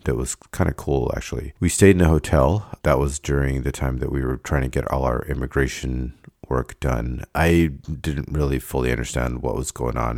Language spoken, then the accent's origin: English; Davis, California, United States; I started missing Davis as my home